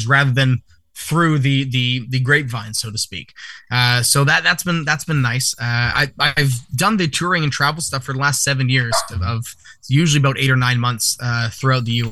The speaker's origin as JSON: {"language": "English", "town": "Vancouver", "region": "British Columbia", "country": "Canada", "tie": "born or raised there", "said": "in my hometown of Vancouver for years and years"}